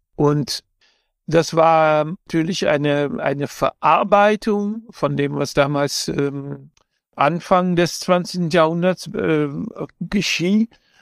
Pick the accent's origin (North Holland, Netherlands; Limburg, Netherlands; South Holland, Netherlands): North Holland, Netherlands; Amsterdam; ich in Amsterdam äh, aufgewachsen bin